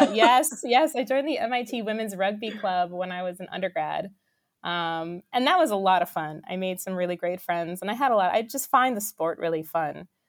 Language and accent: English; New York, United States; I grew up in New York